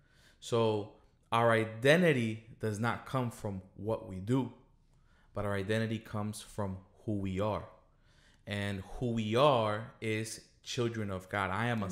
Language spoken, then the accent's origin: English; Colombia; moved away; We came from Colombia in 1999 because our family was threatened by a terrorist organization, you know.